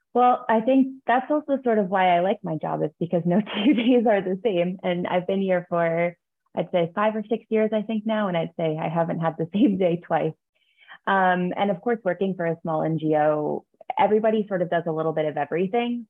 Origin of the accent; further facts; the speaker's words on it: New York, United States; I am from New York. I grew up just outside of New York City